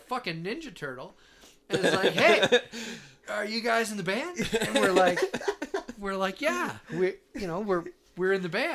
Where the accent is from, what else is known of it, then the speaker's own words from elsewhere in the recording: Ontario, Canada; we're here from Ontario, Canada